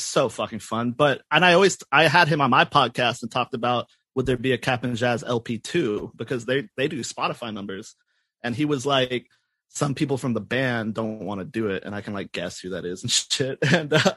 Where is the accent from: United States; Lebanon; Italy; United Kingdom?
United States; North Carolina; also born or lived in Los Angeles, United States; now in Palm Springs, United States; I'm from North Carolina